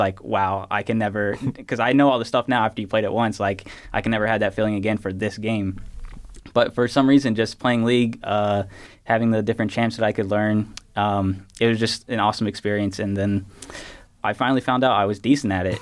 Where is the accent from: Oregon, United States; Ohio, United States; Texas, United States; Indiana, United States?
Indiana, United States; Clayton; also born or lived in Gary, Indiana; born in Gary, uh, only lived there for a couple years, then moved to my now home in Clayton.